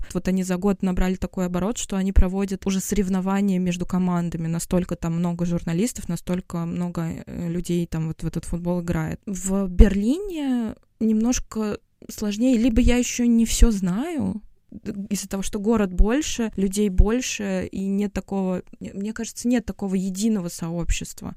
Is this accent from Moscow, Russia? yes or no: yes; Moscow, Russia; moved away as an adult; also born or lived in Tashkent, Uzbekistan / Latvia; now in Berlin, Germany; Мы родились в Москве, мы всю жизнь жили в Москве.